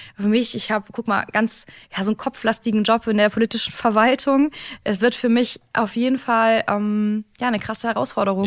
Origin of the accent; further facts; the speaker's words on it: Cologne, North Rhine-Westphalia, Germany; Ich komme ja ursprünglich ähm, auch hier aus, bin ja ursprünglich auch Kölnerin von Herzen überzeugte Rheinländerin.